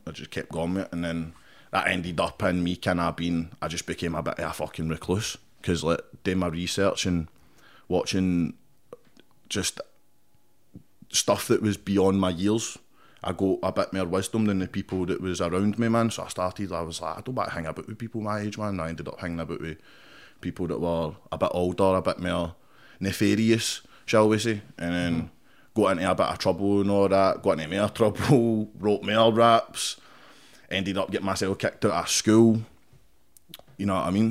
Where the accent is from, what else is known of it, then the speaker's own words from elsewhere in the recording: Paisley, Scotland, United Kingdom; I grew up in Paisley, Hunter Hill